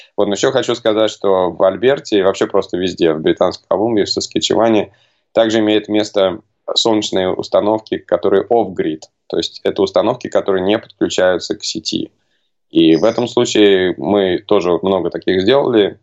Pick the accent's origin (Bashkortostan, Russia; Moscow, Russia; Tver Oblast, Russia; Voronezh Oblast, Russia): Moscow, Russia; moved away as an adult; also born or lived in United States; now in Canada; Я а, родом из Москвы